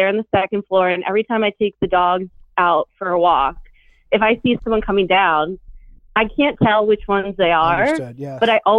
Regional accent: Philadelphia, Pennsylvania, United States; now in Charleston, United States; I'm from Philly, too.

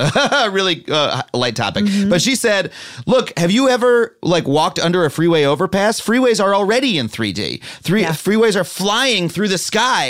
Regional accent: New York, United States; I'm a New Yorker. I only learned to drive recently.

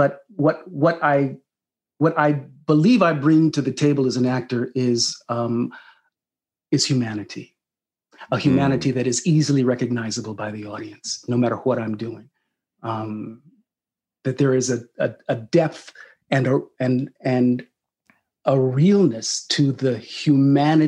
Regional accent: Sacramento, California, United States; born or raised there

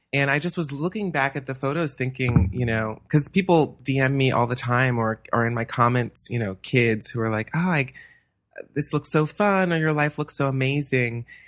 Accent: Atlanta, Georgia, United States; moved away as an adult; also born or lived in New Hampshire; now in Los Angeles, United States; I'm from Atlanta, Georgia, born and raised.

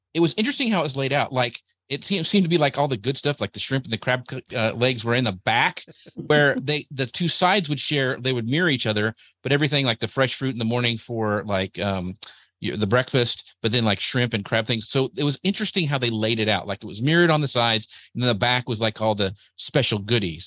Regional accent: Texas, United States; I'm from Texas.

